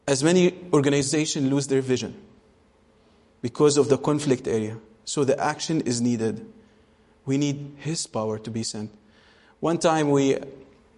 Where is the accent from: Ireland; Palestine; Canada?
Palestine; Gaza Strip; also born or lived in Bethlehem; when I grew up in Gaza Strip, you live in a place where you hear lots of bombs